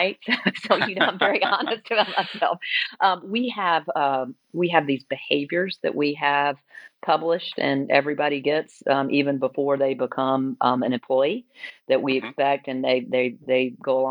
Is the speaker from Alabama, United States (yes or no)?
yes; Alabama, United States; now in Atlanta, United States; I grew up in Alabama.